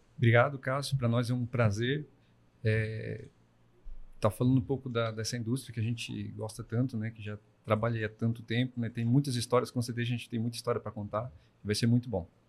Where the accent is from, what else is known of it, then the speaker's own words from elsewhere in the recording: Braço do Norte, Santa Catarina, Brazil; eu sou natural de Braço Norte